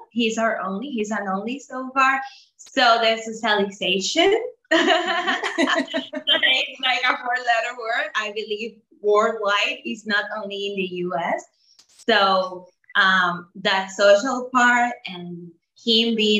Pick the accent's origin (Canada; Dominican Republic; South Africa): Dominican Republic; also born or lived in United States; we are from the Dominican Republic. We live in the city of Santo Domingo